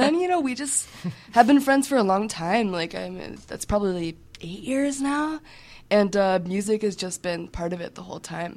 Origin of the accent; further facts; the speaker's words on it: Evanston, Illinois, United States; we grew up in Evanston together